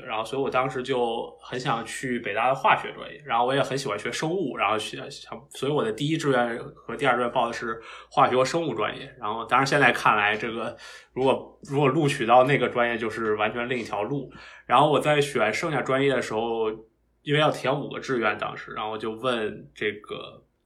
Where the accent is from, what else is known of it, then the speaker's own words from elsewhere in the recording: Beijing, China; moved away as an adult; now in Massachusetts, United States; 我是，呃，土生土长的北京人，然后我的小学、初中和高中都是在北京读。然后高考考到了，呃，北京大学